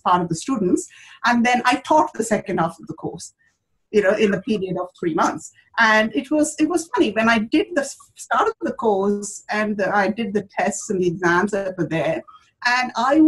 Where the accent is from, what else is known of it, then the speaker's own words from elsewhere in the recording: India; moved away as an adult; now in Australia; growing up in India